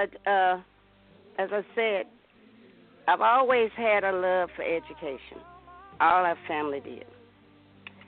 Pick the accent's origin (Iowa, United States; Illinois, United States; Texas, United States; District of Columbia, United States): Texas, United States; Atlanta; We grew up in Atlanta, Texas, very prejudiced town.